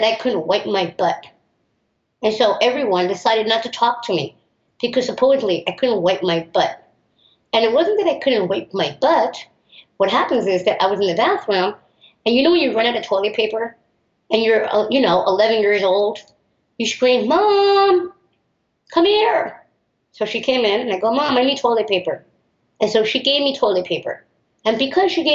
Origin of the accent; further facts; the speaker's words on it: New York, United States; also born or lived in Miami; I grew up in New York